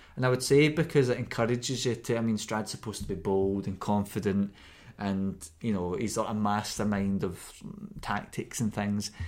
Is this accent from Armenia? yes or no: no; Scotland, United Kingdom; we're from Scotland and we say K. at the ends of the C N H's